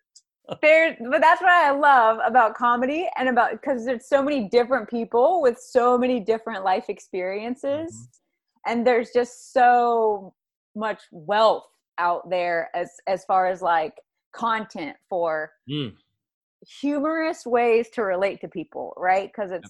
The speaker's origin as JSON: {"language": "English", "region": "the South", "country": "United States", "tie": "born or raised there", "said": "whether it's growing up in the South, whether it's being a preacher's kid"}